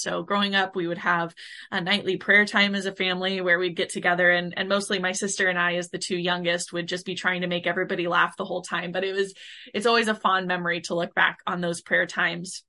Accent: Blue Springs, Missouri, United States; I grew up in Blue Springs, Missouri

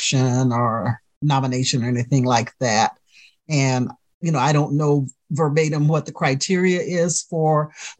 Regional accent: the South, United States; A young Black woman growing up in the South

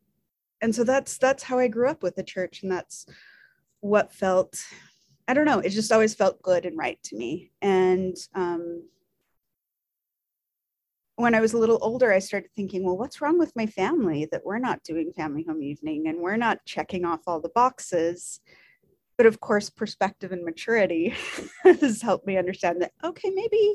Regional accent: Tooele, Utah, United States; now in Provo, United States; I was raised in Tooele, Utah. So, you know, grew up here. I'm a Utah girl

